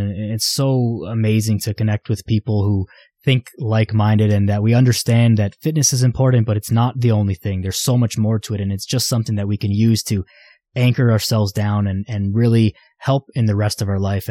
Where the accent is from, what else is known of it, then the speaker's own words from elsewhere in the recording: Vaughan, Ontario, Canada; I'm from Vaughan, grew up there in high school, all my friends and whatever, all there